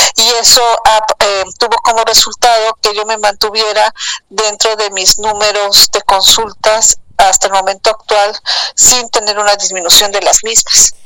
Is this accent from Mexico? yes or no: yes; Mexico City, Mexico; moved away as an adult; now in Cancún, Mexico; yo nací en el Distrito Federal y soy hija de madre española